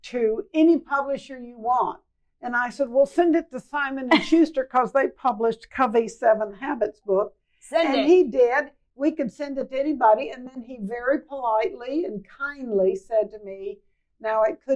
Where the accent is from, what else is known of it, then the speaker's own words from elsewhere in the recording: Waco, Texas, United States; moved away as an adult; also born or lived in Washington, D.C.; now in Texas, United States; I grew up in Waco, Texas